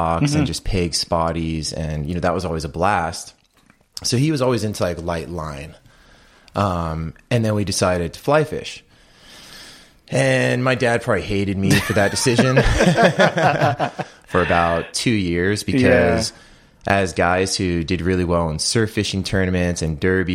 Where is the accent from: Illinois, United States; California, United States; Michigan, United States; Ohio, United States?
California, United States; Huntington Beach; growing up in Huntington Beach, my dad has a lot of saltwater background